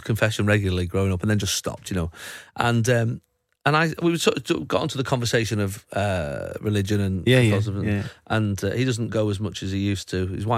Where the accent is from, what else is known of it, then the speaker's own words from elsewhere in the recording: Manchester, North West England, United Kingdom; back when I was growing up in Manchester